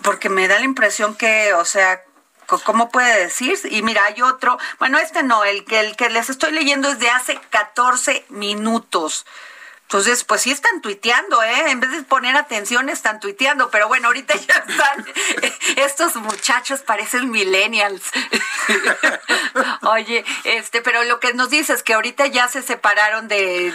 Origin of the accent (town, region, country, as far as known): Mexico